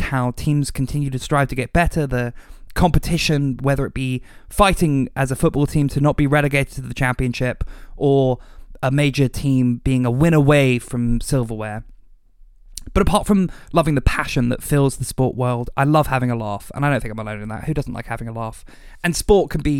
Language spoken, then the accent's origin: English; Los Angeles, California, United States; also born or lived in United Kingdom; I was born in Los Angeles, California, and spent the majority of my life there. But both my parents are British